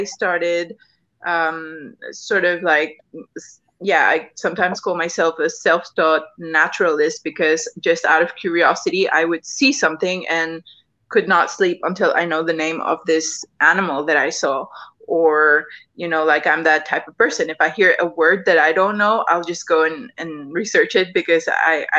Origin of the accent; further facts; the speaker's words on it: Mexico; I grew up here in Mexico